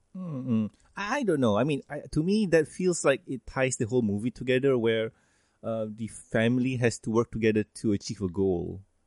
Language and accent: English; Malaysia; a Malaysian